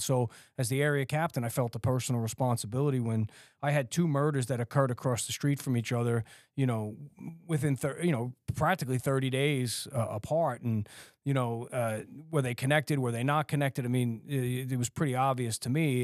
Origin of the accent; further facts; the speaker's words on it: New York City, New York, United States; growing up in Staten Island, you know, it's, it's New York